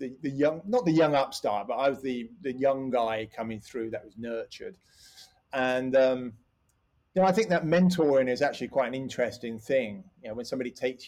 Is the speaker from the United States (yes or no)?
no; Slough, South East England, United Kingdom; now in Cotswolds, United Kingdom; that is where I was born. I grew up just up the road. And although I lived inside the M25